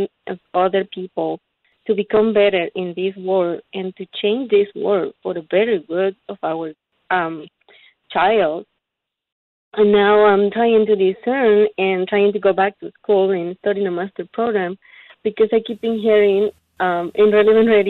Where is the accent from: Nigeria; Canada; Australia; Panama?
Panama; now in Dallas, United States; I grew up in Panama with nothing but the basic need